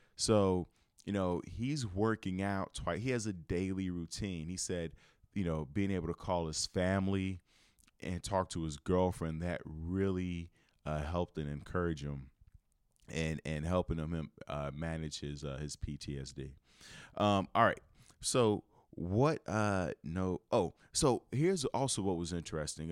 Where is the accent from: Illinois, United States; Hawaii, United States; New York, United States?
Illinois, United States; Chicago; moved away as an adult; I'm from Chicago and where I lived, I lived in the middle of the city